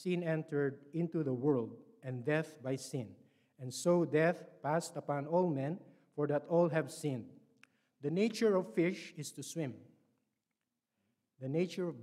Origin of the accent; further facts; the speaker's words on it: Philippines; English is a second language; moved away; I was born in the Philippines and raised as a Roman Catholic